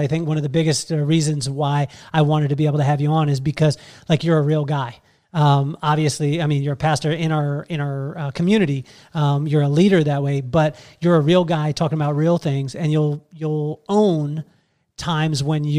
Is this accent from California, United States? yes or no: yes; Central Coast, California, United States; we grew up in the Central Coast around the same time.